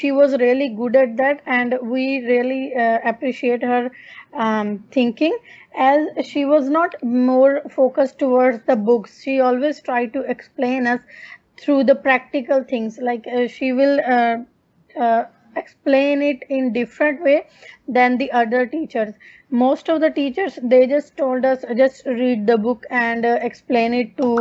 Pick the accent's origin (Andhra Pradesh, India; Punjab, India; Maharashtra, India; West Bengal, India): Punjab, India; moved away as an adult; also born or lived in Sydney, Australia; now in Darwin, Australia; I'm basically from India, Punjab, but currently I'm living in Darwin, Australia